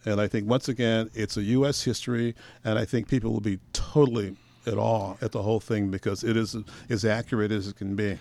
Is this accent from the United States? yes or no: yes; Portland, Oregon, United States; also born or lived in Birmingham, Alabama; now in Astoria, United States; I was raised in Portland